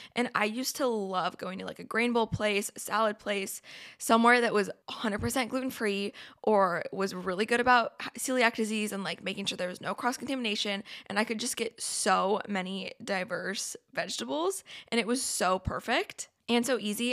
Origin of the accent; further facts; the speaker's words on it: Oregon, United States; I'm from Oregon, went to Oregon State